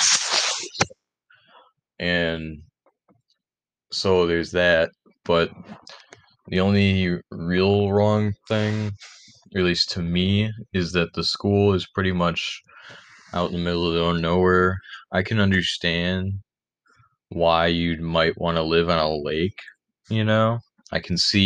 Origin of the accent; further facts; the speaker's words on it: Rochester, New York, United States; also born or lived in Penfield, New York; I was born and raised in the Rochester area. I live in Penfield, New York, which is just about 10 minutes away from Rochester